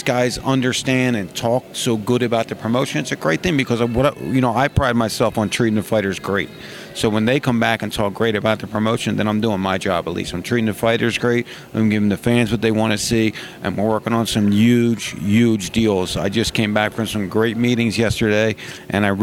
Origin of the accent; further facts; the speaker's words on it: Philadelphia, Pennsylvania, United States; I'm from Philly